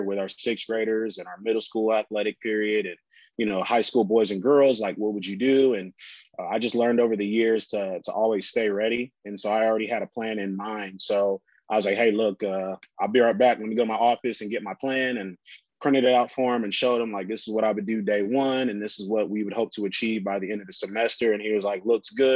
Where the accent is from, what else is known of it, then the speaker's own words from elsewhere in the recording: San Antonio, Texas, United States; also born or lived in Huntington, West Virginia; I quit the job and moved back to San Antonio without any opportunities